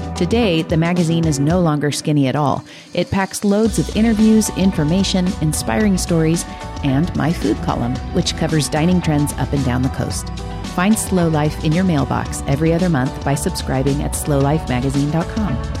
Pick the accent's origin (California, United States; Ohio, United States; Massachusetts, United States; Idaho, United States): California, United States; Nipomo; I grew up in Napomo